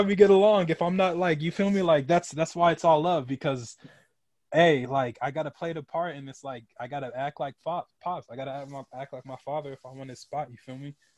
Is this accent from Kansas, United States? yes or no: yes; Emporia, Kansas, United States; moved away; It's a little town in Kansas called Emporia